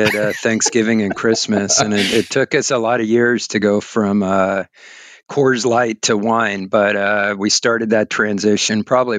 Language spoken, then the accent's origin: English; San Francisco, California, United States; also born or lived in Sonoma County, California; I grew up in San Francisco